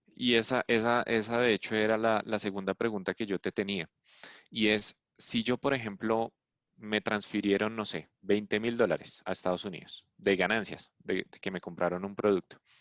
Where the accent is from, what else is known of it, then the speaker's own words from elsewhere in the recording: Colombia; De Colombia, sí.